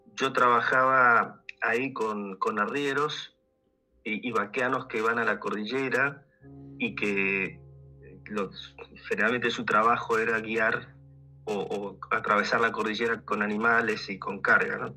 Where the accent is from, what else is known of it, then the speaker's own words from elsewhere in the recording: Buenos Aires, Argentina; moved away as an adult; now in Mendoza, Argentina; soy oriundo de Buenos Aires, pero vivo hace casi 20 años en Mendoza, en la región de Cuyo, en Argentina